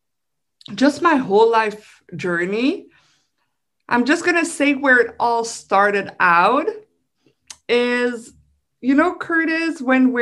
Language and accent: English; Belgium; I'm from Belgium. So people from Belgium, we love our food.